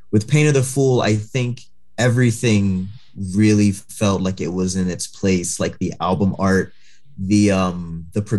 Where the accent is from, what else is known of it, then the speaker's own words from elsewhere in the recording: New York City, New York, United States; now in Portland, United States; I'm from Far Rockaway, Queens